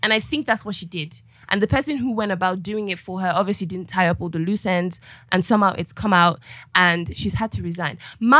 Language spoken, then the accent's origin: English; Nigeria; If I don't have any cause to move back to Nigeria and work as a Nigerian.